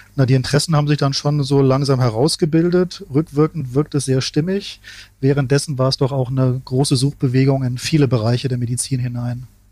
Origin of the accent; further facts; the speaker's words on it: Ingelheim am Rhein, Rhineland-Palatinate, Germany; ich bin ja in Ingelheim am Rhein aufgewachsen, in einer mittelgroßen Stadt